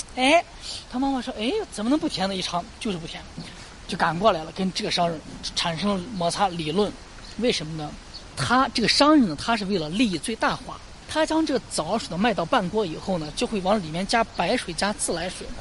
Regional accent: Lanzhou, Gansu, China; 我们兰州本地人

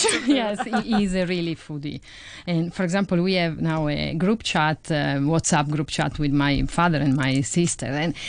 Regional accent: Italy; I have to say, to admit that my father is a foodie

